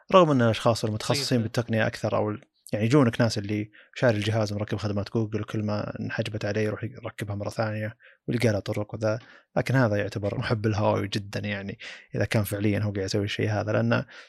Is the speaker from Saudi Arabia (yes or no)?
yes; Saudi Arabia; عندنا بالسعوديه